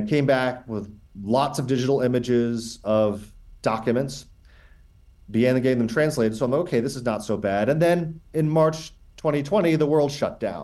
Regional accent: Chappaqua, New York, United States; I grew up in Chappaqua, New York, which is a suburb of New York City, just about 40 minutes north of the city

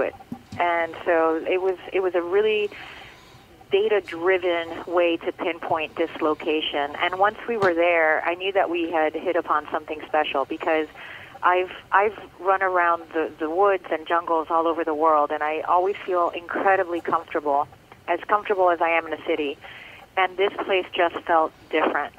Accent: Miami, Florida, United States; first language Spanish; English is a second language; I grew up in Little Havana in Miami, and now I'm I'm very much back home

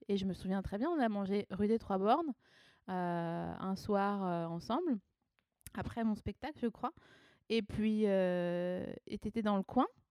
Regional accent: Haut-Rhin, Alsace, Grand Est, France; moved away; also born or lived in Vosges; après avoir être née dans les Vosges, j'ai grandi en Alsace, dans le Haut-Rhin.

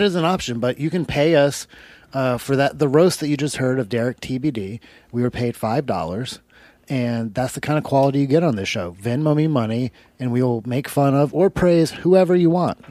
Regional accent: Alabama, United States; moved away; I grew up in Alabama

